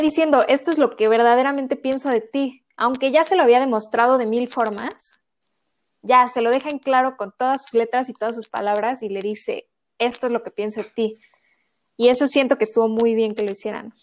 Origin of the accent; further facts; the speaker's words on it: Mexico City, Mexico; yo soy de la Ciudad de México